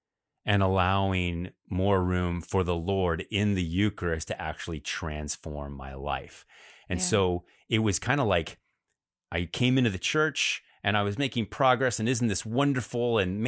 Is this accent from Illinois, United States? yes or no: yes; Chicago, Illinois, United States; I grew up in Chicago, and I didn't even know it was a Catholic town. I was so Protestant.